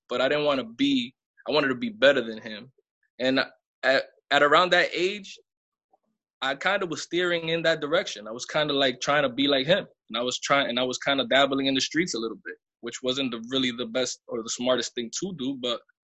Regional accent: Lawrence, Massachusetts, United States; also born or lived in Bronx, New York; I come from Massachusetts. That's my hometown, Lawrence, Massachusetts.

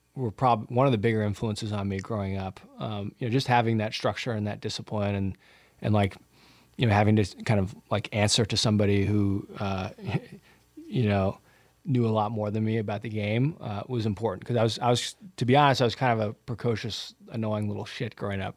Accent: Santa Barbara, California, United States; I grew up in Southern California in Santa Barbara, which is just the most beautiful place

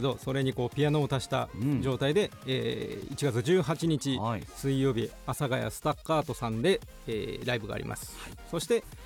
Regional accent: Kochi, Japan; 僕はあの高知県出身で

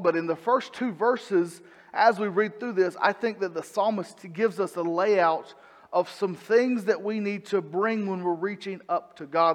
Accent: Salisbury, North Carolina, United States; moved away as an adult; also born or lived in Arkansas / Idaho / Kannapolis, North Carolina; I grew up in Salisbury at church there

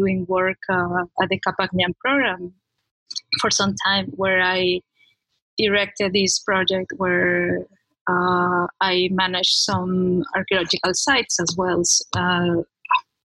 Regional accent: Peru; English is a second language; also born or lived in United States; I come from Peru and I went to the States to study my postgrad, my master's and PhD.

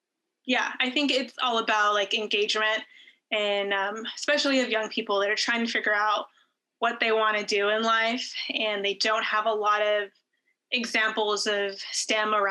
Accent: El Paso, Texas, United States; now in Houston, United States; growing up in El Paso to eventually like following my dream, working as a flight controller here at JSC.

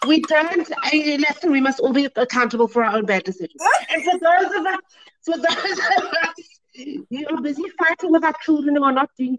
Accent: Cape Town, Western Cape, South Africa; I grew up on the Cape Flats

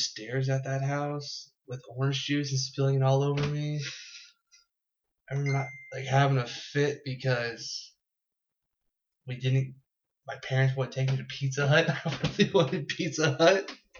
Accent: Jefferson City, Missouri, United States; moved away as an adult; also born or lived in Ocala, Florida; moved up here when I was 2 to Jeff City. And then lived there in Jeff City from the time I was 2 years old until I was 20. Then moved up here to Columbia.

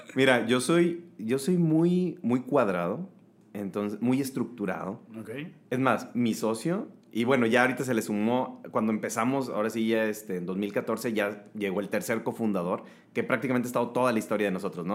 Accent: Nayarit, Mexico; now in Monterrey, Mexico; soy de Nayarit, pero adoptado regio, con familia regia, ya tengo aquí este, huercos, entonces ya soy regio, regio.

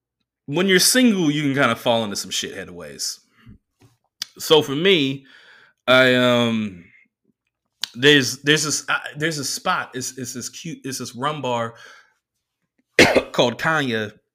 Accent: California, United States; now in Oakland, United States; as a kid growing up in Southern California for, like, the first half of my life, the first quarter of my life up until now, Kobe Bryant meant something. Even though by the time … came out, I was living in Oakland

